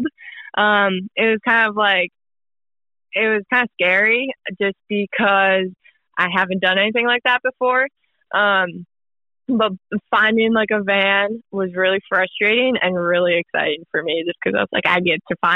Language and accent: English; Minnesota, United States; moved away as an adult; also born or lived in Utah; I'm from Minnesota. I went to Utah for college